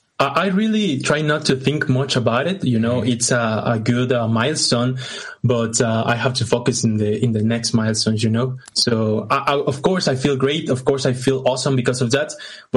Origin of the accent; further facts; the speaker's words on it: Guatemala; I'm Latin. I was born in Guatemala. I'm 22 years old